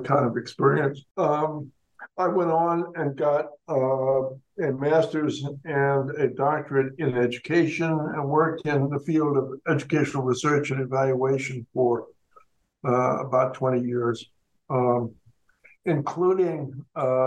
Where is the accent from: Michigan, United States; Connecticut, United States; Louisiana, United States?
Connecticut, United States; moved away as an adult; also born or lived in Massachusetts / New Hampshire / New Jersey / St. Louis; now in Denver, United States; I was born in Massachusetts and raised in Connecticut